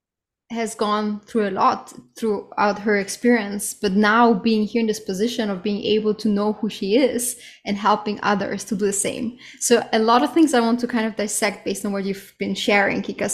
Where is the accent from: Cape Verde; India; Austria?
Austria; We are actually cousins. We grew up together back in Austria